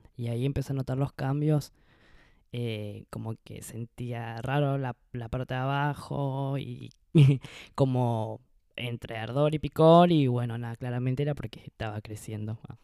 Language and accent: Spanish; Misiones, Argentina; moved away as an adult; now in Buenos Aires, Argentina; soy de Misiones y vivo en Buenos Aires hace